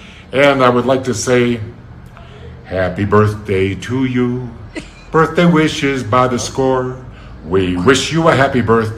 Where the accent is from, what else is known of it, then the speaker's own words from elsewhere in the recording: Chicago, Illinois, United States; now in Quito, Ecuador; I'm from Chicago and living in Quito, Ecuador.